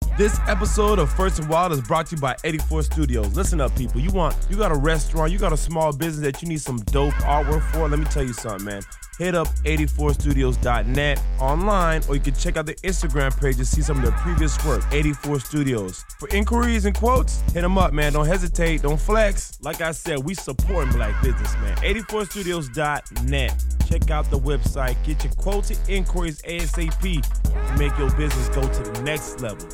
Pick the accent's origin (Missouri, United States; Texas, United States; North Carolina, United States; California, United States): North Carolina, United States; Charlotte; growing up in Charlotte